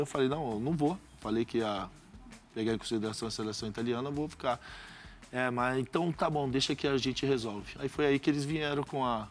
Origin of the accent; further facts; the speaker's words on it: Brazil; Sou brasileiro